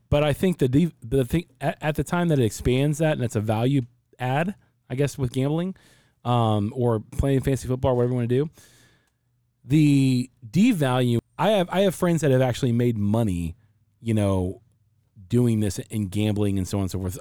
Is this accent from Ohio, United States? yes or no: yes; Cincinnati, Ohio, United States; now in Arizona, United States; I'm from Cincinnati and I live in Arizona